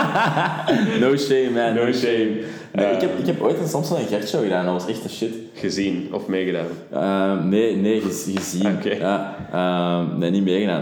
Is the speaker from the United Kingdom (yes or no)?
no; Leuven, Flanders, Belgium; als Leuvenaar